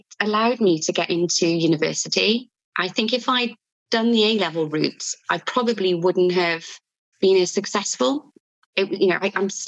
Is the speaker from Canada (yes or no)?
no; Wales, United Kingdom; accent: Welsh; also born or lived in Bristol; I've lived in Wales all my life, really. I went to Bristol for a little while